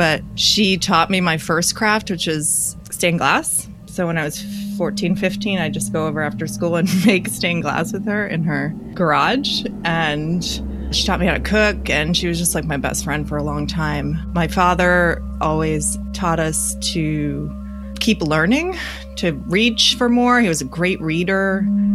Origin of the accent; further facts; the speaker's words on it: Florida, United States; I grew up in Florida